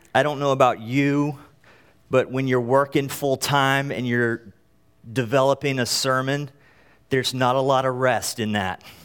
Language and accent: English; North Carolina, United States; moved away; I am from North Carolina originally